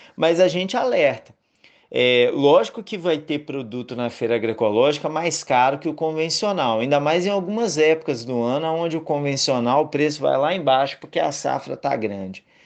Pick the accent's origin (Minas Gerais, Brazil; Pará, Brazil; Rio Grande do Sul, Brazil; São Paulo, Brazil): Minas Gerais, Brazil; moved away as an adult; also born or lived in Bahia; now in Northeast Brazil; eu sou mineiro, mas vivo no Nordeste há nove anos